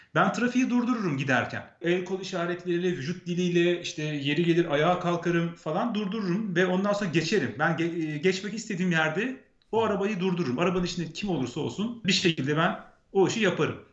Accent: Ankara, Turkey; moved away as an adult; now in Copenhagen, Denmark; Ben doğma büyüme Ankaralıyım

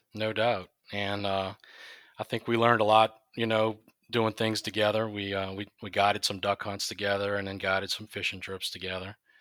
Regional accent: Chalmette, Louisiana, United States; I'm from Shalmat, Louisiana, born and raised there.

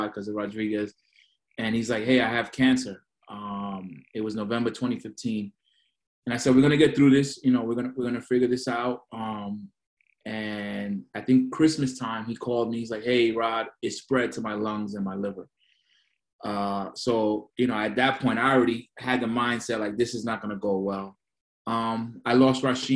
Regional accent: New York City, New York, United States; moved away as an adult; also born or lived in Guayama, Puerto Rico; now in Queens, New York, United States; I grew up in Flatbush, Brooklyn. 23 years I lived in Brooklyn

